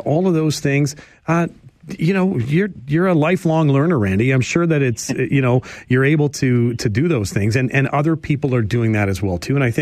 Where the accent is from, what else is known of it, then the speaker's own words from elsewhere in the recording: Chatham, Ontario, Canada; my hometown. The IBL, in its wisdom, decides that there should be a team in Chatham